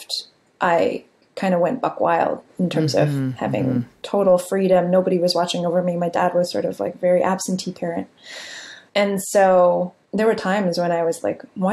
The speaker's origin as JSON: {"language": "English", "town": "San Jose", "region": "California", "country": "United States", "tie": "born or raised there", "said": "I grew up in San Jose, California, in a immigrant community."}